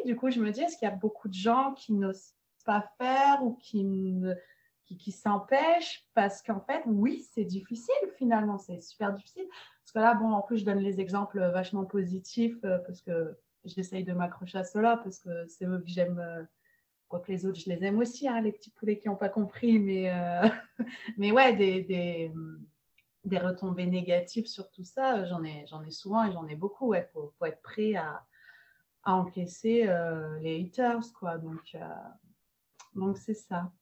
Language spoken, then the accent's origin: French; France; moved away as an adult; also born or lived in Montreal, Canada / Nice, France; je suis française d'origine